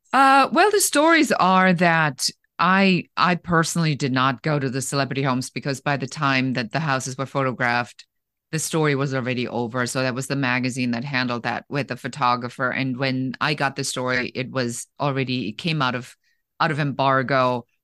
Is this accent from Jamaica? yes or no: no; Germany; moved away; I was born in Germany